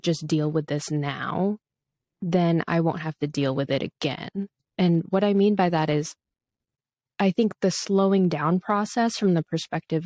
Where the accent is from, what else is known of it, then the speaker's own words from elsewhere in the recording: Philippines; moved away; I'm a Filipina immigrant